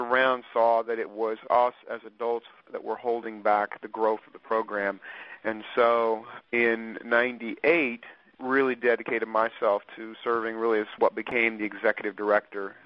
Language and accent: English; Topeka, Kansas, United States; now in Wichita, United States; I grew up in Topeka, Kansas, and went to high school there and graduated and moved to Wichita in 79 and have just never left